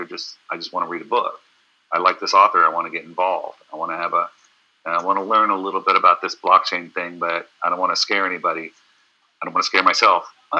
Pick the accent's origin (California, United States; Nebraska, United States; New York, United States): California, United States; You know, I come from Silicon Valley.